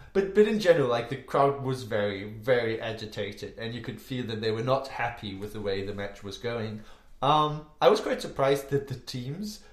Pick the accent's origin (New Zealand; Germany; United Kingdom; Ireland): Germany; Hamburg; actually played for my hometown club, ah. Hamburg